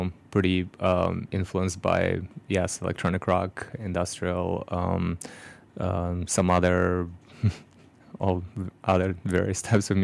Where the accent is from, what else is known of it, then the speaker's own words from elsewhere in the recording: Moscow, Russia; now in Chicago, United States; I was born and raised in Moscow, Russia